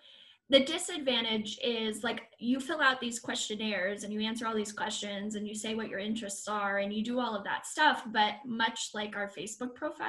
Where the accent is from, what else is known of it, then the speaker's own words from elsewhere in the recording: United Kingdom; I'm British.